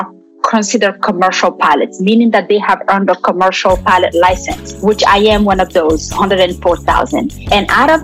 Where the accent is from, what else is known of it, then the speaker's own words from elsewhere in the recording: France; also born or lived in Guinea; now in Atlanta, United States; I am originally from Guinea, West Africa. So both of my parents are Guinean. I was raised in France. And now I live here in Atlanta, in the United States.